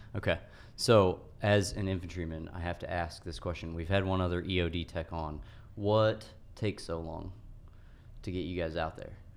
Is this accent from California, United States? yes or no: yes; Morris Reservoir, California, United States; I grew up on Morris Reservoir